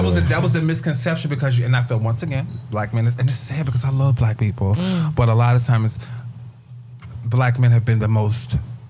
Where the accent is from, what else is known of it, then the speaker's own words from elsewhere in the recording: Virginia, United States; moved away; I'm from Virginia.